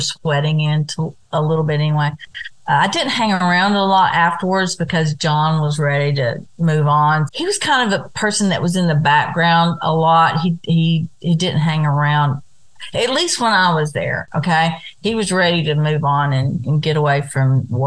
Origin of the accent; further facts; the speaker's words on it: Kentucky, United States; I'm from Kentucky